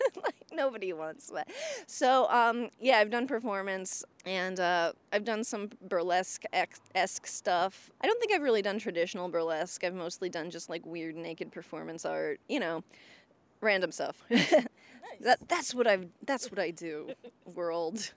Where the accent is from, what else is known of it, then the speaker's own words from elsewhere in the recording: Indiana, United States; moved away as an adult; now in Boston, United States; before I lived in Boston, I, I was from Indiana